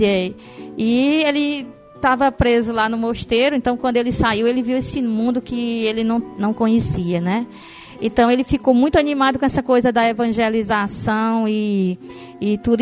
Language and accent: Portuguese; Castelo do Piauí, Piauí, Brazil; now in Fortaleza, Brazil; Eu sou piauiense, nasci no interior do Piauí, é uma cidade chamada Castelo do Piauí